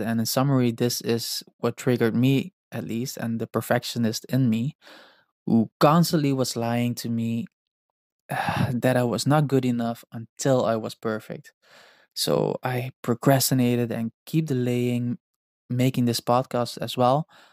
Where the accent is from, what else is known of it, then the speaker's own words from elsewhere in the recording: Netherlands; English is a second language; I am not an English native speaker. I am Dutch and partly Indonesian